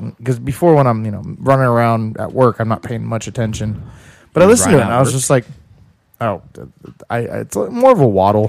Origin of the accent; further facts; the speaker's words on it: Philippines; Yeah, I'm the Filipino pinguino.